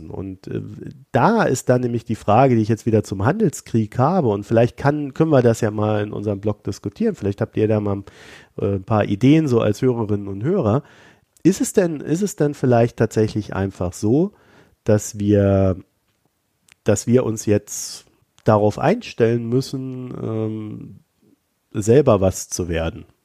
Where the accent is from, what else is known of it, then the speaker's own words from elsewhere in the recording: East Germany, Germany; die Vergangenheit hilft mir nicht weiter und das sage ich jetzt als Ossi.